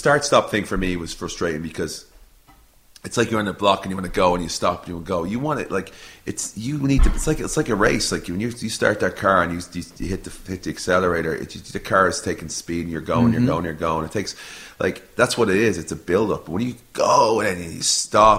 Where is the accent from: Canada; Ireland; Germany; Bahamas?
Ireland; moved away; I'm an Irish fella